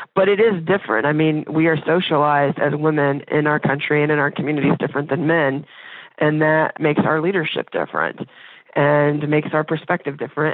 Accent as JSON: {"language": "English", "region": "Indiana", "country": "United States", "moved": "as an adult", "lives_now": "Dayton, United States", "said": "I'm from Indiana, and when I decided to go to U D, my parents, they weren't, like, crazy about me going over to Ohio"}